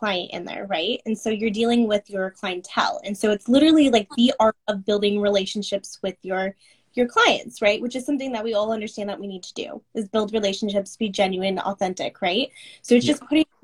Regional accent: Seattle, Washington, United States; I'm from Seattle

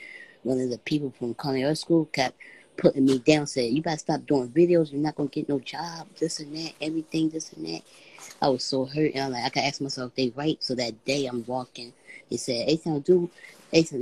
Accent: Philadelphia, Pennsylvania, United States; I came from Philadelphia, PA.

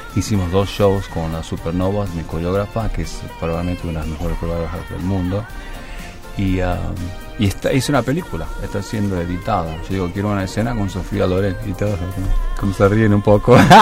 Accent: Misiones, Argentina; moved away; yo nací en Misiones

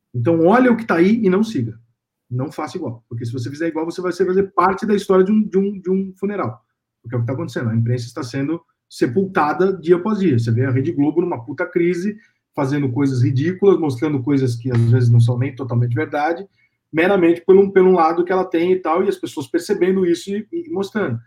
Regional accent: São Paulo, Brazil; eu sou de São Paulo

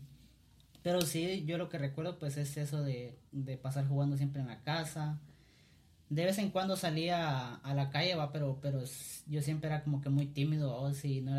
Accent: Cuilapa, Santa Rosa, Guatemala; Eh, yo nací acá en Cuilapa, ¿verdad? Soy originario de acá de, de la tierra

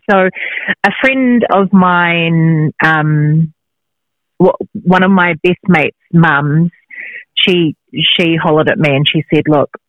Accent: Christchurch, Canterbury, New Zealand; now in Auckland, New Zealand; born and bred in Christchurch in the South Island of New Zealand, and I'm now residing in Auckland, New Zealand, which is in the North Island. And my background is I am Samoan, Tongan and Māori.

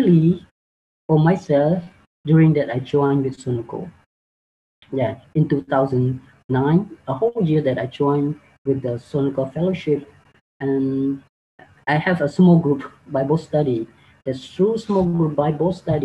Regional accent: Cambodia; English is a second language; I know Jesus through my mom because she become a Christian first before me when I living in my hometown

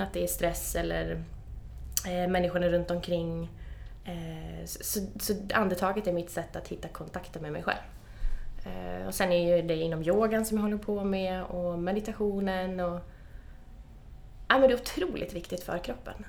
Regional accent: Östersund, Jämtland, Sweden; Östersund, där jag kommer ifrån

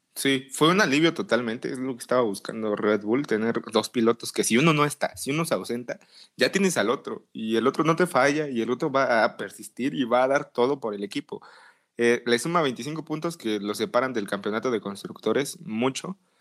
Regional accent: Mexico; tú y yo como mexicanos

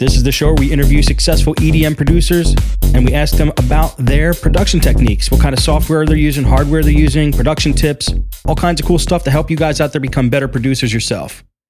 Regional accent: Philadelphia, Pennsylvania, United States; I grew up in Philly, so it's just across the river, just jump across the river.

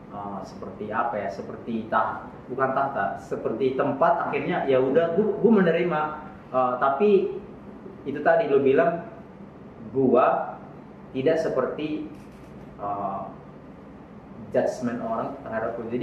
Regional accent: North Sumatra, Indonesia; kami orang Batak

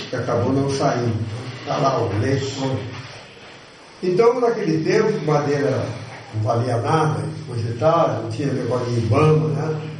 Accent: São Paulo, Brazil; moved away; also born or lived in Minas Gerais; Eu sou paulista de nascimento, sei disso.

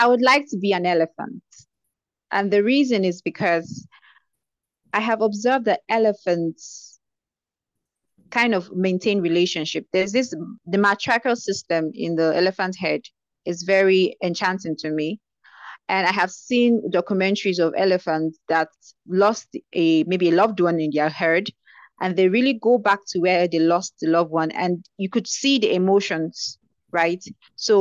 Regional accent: Nigeria; being a Nigerian

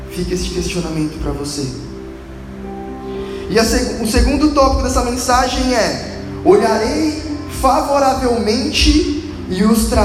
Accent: Santo André, São Paulo, Brazil; Eu já mudei duas ou três vezes. Vim de Santo André para Atibaia, de Atibaia para Bragança e de Bragança eu voltei para Santo André.

